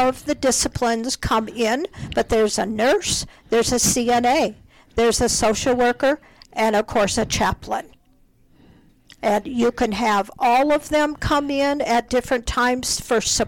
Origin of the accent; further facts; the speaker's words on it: Minnesota, United States; moved away as an adult; now in Colorado, United States; I grew up in Minnesota.